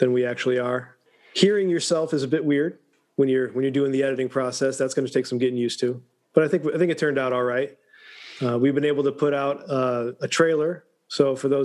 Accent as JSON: {"language": "English", "region": "rural Illinois", "country": "United States", "moved": "as an adult", "lives_now": "Atlanta, United States", "said": "I do come from rural Illinois, and at 18, I left and joined the Army."}